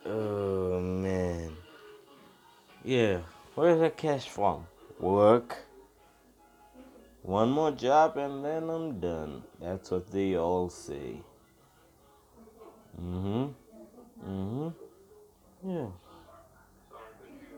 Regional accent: South Africa; I'm not in America. I'm from South Africa.

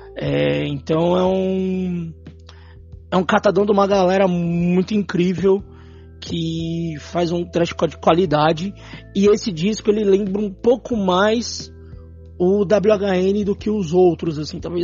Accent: São Paulo, Brazil; Nós que somos da Zona Norte.

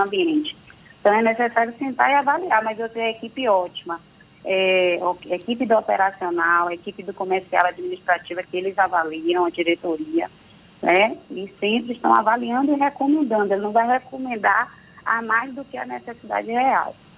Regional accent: Santo Amaro, Bahia, Brazil; Eu sou de Santa Amaro, viu, da purificação, não deixo de falar isso nunca

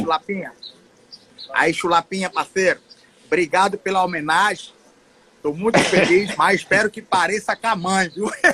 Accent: Atalaia, Brazil; moved away; Eu, eu saí de Atalaia e disse: um dia eu volto para minha terra de origem.

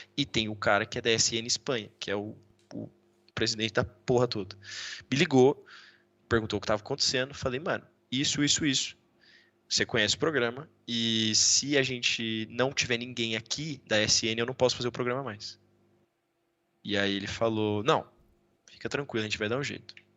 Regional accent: Brazil; moved away as an adult; also born or lived in United States; now in Valladolid, Spain; eu sou do Brasil

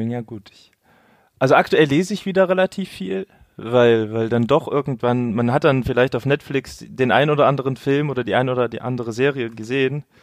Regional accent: Leipzig, Saxony, Germany; ich bin ich in Leipzig geboren, aber ich bin in Leipzig doch aufgewachsen. Also seit dem vierten Lebensjahr bin ich hier sozusagen, ja.

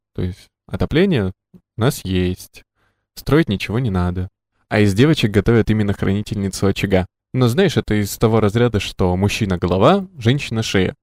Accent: Krasnoyarsk, Krasnoyarsk Krai, Russia; я, например, э, родился и вырос в Красноярске

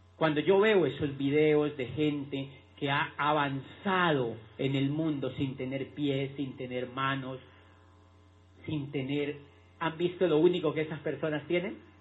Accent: Neiva, Huila, Colombia; moved away as an adult; also born or lived in Popayán; yo soy de Neiva y cuando yo tenía la edad de entrar a la universidad

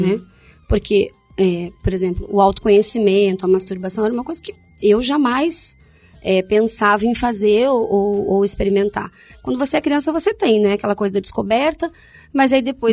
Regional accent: Rio Grande do Sul, Brazil; moved away as an adult; also born or lived in Paraná; Eu saí do Rio Grande do Sul e fui para o Paraná

